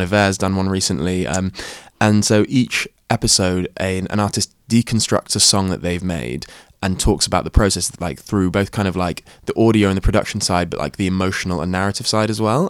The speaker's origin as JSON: {"language": "English", "area": "Shropshire", "region": "West Midlands", "country": "United Kingdom", "tie": "born or raised there", "said": "as a person of colour who grew up in the countryside, Uh, yeah, in Shropshire"}